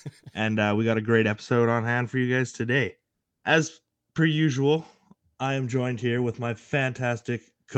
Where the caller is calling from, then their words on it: Nanaimo, British Columbia, Canada; As per usual, I am calling in from Nanaimo.